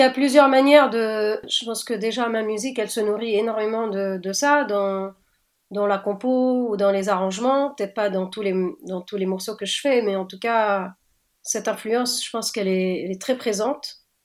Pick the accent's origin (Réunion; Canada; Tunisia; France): Tunisia; Tunis, Tunis Governorate; je suis née à Tunis et j'ai grandi là-bas